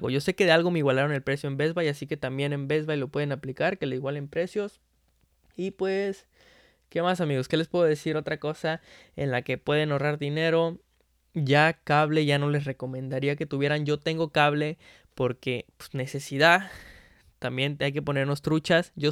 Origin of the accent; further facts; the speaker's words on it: Veracruz, Mexico; yo me acuerdo que cuando era niño, que vivía allá en Veracruz, en Veracruz